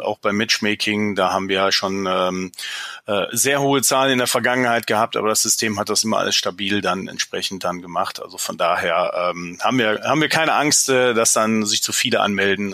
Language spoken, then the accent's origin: German; Germany; klar bin ich Deutscher